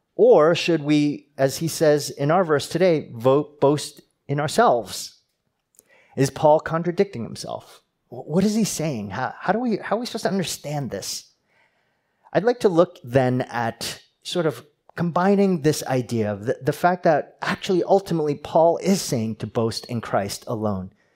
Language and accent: English; New Jersey, United States; moved away; I'm from New Jersey